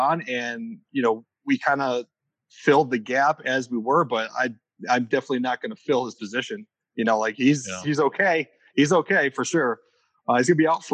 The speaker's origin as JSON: {"language": "English", "region": "Northwest Indiana", "country": "United States", "tie": "born or raised there", "also_born_or_lived": "Chicago", "moved": "as an adult", "said": "I grew up in Northwest Indiana, moved to Chicago."}